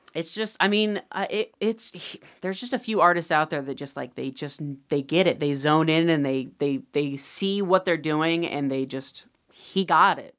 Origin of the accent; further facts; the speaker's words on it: Ohio, United States; I'm from Ohio